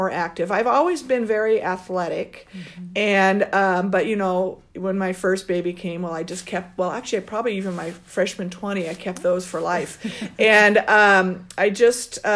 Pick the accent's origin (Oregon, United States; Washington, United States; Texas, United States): Oregon, United States; I'm from Oregon